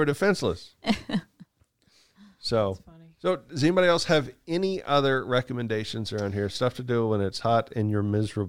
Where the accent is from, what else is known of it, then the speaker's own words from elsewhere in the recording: Kansas, United States; when I was a kid in Kansas